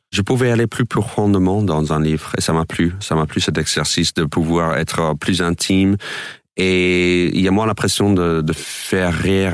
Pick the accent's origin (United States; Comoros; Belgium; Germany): United States; French is a second language; moved away as an adult; now in France; moi, en tant qu'américain stand-upper